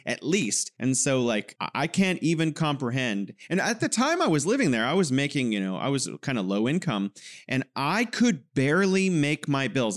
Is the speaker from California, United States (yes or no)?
yes; California, United States; now in China; I'm from California, and now I'm living in wonderful, beautiful China.